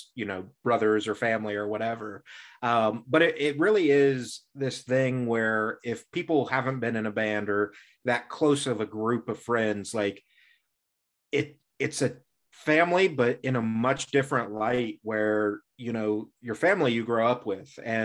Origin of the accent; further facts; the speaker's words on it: Indiana, United States; I grew up in Indiana, so Midwest